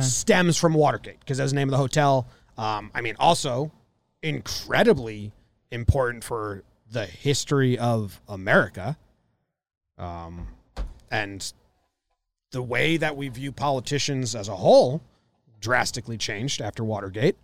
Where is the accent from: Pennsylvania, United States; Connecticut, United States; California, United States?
Connecticut, United States; moved away as an adult; Since I was fourteen to, I moved away from Connecticut, twenty-four